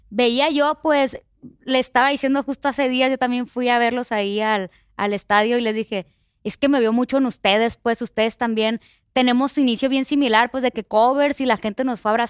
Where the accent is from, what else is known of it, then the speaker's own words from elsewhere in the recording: Culiacán, Sinaloa, Mexico; moved away; Yo soy de Culiacán, Sinaloa, ¿no?